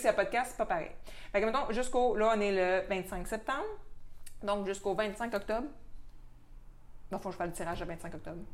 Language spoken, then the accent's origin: French; Quebec, Canada; notre accent, des fois, il peut être un peu incompréhensible